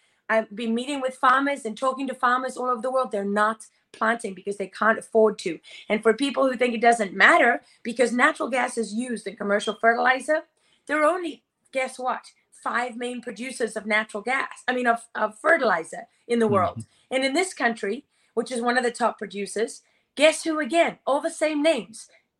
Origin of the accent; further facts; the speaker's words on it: Sicily, Italy; also born or lived in Africa; Okay, I'm Sicilian, and I was born and raised in Africa.